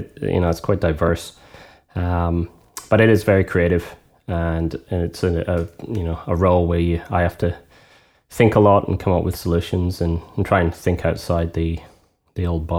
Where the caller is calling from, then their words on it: Brooklyn, New York, United States; I am calling from Brooklyn, New York.